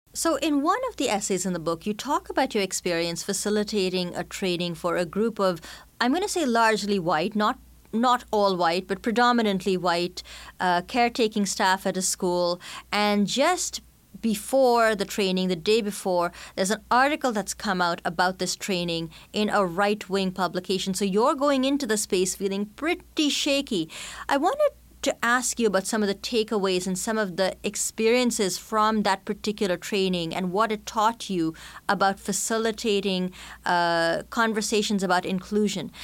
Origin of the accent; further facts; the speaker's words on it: India; accent: mishmash of Canadian, British, and Indian; moved away as an adult; now in Canada; as an immigrant, growing up in India, then settling in Canada as an adult